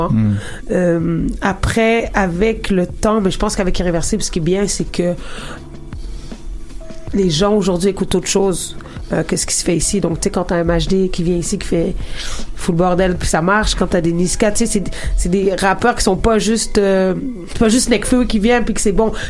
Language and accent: French; Quebec, Canada; accent: Québécois; Euh, tu sais, là, j'ai un accent keb, en guillemets, mais tu sais, je vais pas rapper ni écrire comme ça.